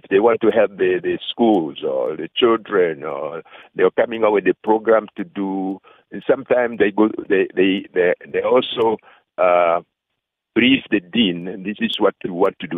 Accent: DR Congo; moved away as an adult; now in South Africa

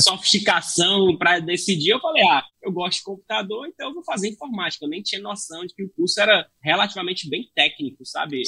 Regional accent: Fortaleza, Ceará, Brazil; eu sou de Fortaleza, né, sou natural de Fortaleza, Ceará

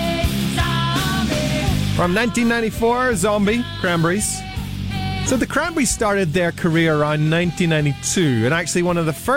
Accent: Northern Ireland, United Kingdom; I grew up in Northern Ireland, so I know the intricacies of it very well.

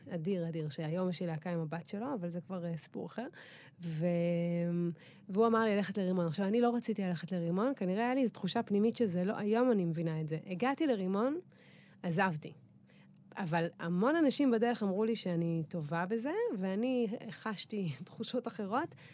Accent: Eilat, Southern District, Israel; moved away; also born or lived in Tel Aviv; אני הבנתי שאני גדלתי במקום מטורף, אבל מצד שני נולדתי שם

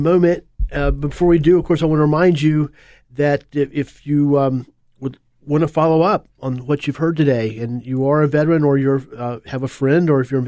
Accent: Apopka, Florida, United States; growing up in Apopka

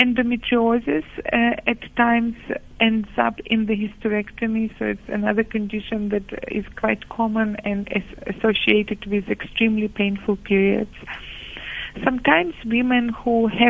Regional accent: Ukraine; moved away as an adult; now in Cape Town, South Africa; I'm based in Cape Town, that's where I live, and I come from Ukraine, as some of you might be curious about my accent.

